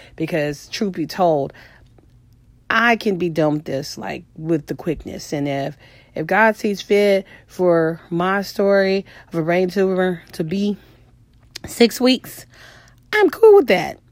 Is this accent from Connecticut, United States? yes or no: no; Houston, Texas, United States; I'm from Houston